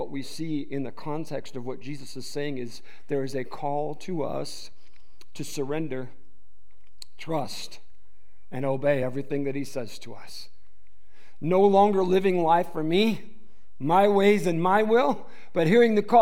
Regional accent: Detroit, Michigan, United States; I was raised in the Detroit metro area.

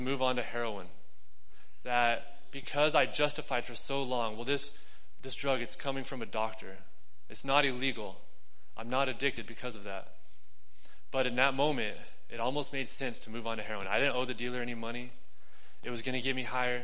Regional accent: New Mexico, United States; moved away as an adult; also born or lived in Dallas, Texas / Denver, Colorado / Albuquerque; I moved from New Mexico to Dallas, Texas, back to New Mexico, to Denver, Colorado, back to New Mexico

